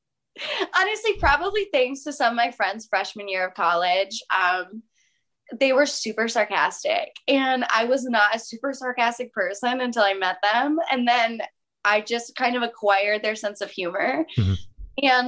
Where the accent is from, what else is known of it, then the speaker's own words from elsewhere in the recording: Michigan, United States; now in California, United States; I'm in California now, but I'm from Michigan.